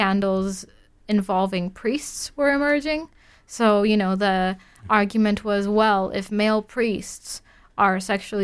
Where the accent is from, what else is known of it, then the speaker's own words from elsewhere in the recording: Warsaw, Masovian Voivodeship, Poland; I'm from Warsaw, the capital